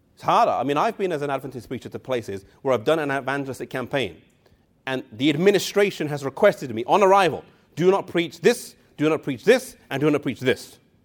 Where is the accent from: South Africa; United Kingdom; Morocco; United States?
United Kingdom; England; I come from England